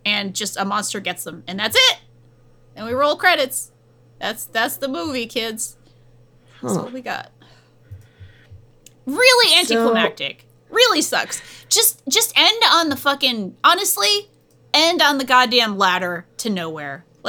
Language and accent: English; New England, United States; accent: New England